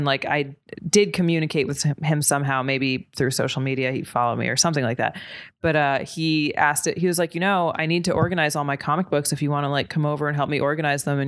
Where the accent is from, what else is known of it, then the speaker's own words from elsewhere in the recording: New Jersey, United States; I grew up in New Jersey and my family's from New York